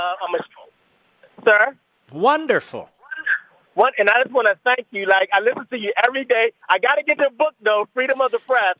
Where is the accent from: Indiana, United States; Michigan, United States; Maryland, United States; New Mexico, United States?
Maryland, United States; Baltimore; I'm African American from Baltimore, Maryland